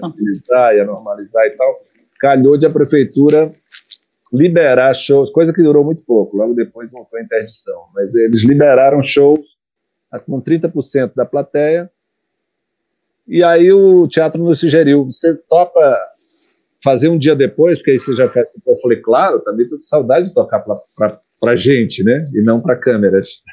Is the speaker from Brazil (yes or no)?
yes; Brazil; accent: Brazilian; canto com sotaque brasileiro